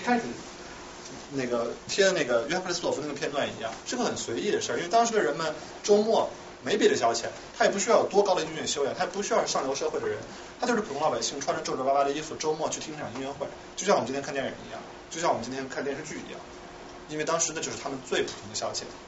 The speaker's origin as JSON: {"language": "Chinese", "country": "China", "said": "我们中国人"}